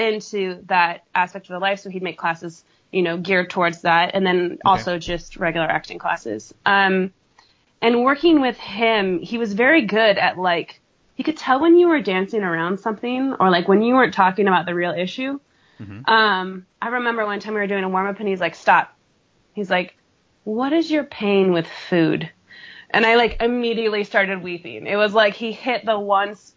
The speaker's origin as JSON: {"language": "English", "region": "California", "country": "United States", "moved": "yes", "said": "I'm from California"}